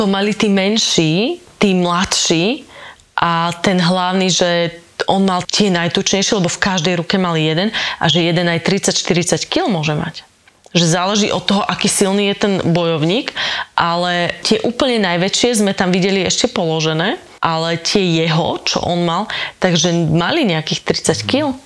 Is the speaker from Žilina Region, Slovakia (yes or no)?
yes; Kysuce, Žilina Region, Slovakia; Ja som z Kisúc